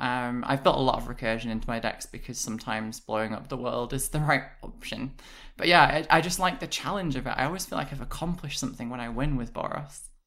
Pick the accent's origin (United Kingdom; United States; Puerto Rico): United Kingdom; I'm British